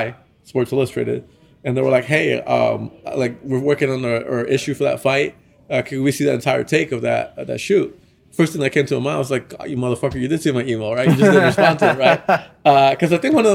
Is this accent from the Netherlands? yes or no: no; Nicaragua; I'm from Nicaragua